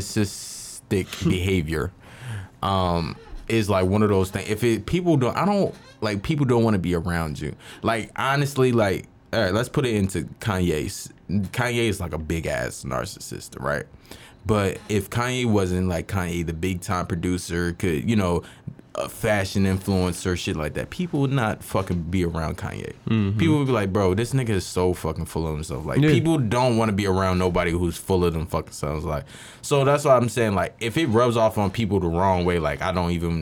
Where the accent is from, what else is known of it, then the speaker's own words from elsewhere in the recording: Philadelphia, Pennsylvania, United States; I'm from mm-hmm. Philly